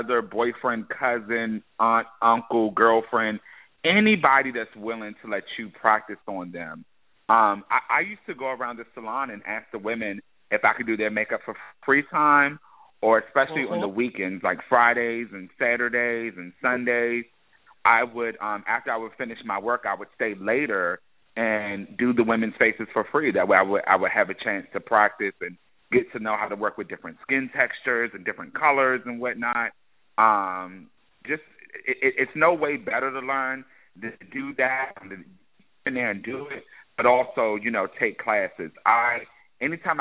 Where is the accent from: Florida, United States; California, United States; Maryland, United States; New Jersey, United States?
Maryland, United States; the DMV, Maryland area, United States; I'm from the Maryland area, the DMV, D.C., Maryland, Virginia area, and that's where I grew up